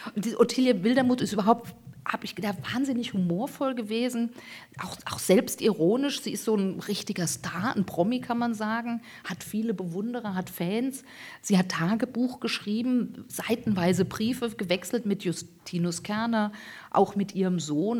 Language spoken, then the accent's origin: German; Hesse, Germany; Und ich bin in Hessen zur Schule gegangen, die, die meiste Zeit meiner Schulzeit